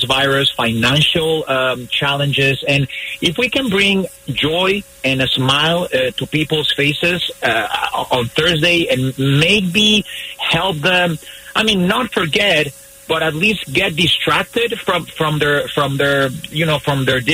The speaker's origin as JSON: {"language": "English", "country": "Mexico", "second_language": "English", "said": "I'm sure you think I'm from Scotland, but I'm not. I'm from Mexico. So because this is not my language"}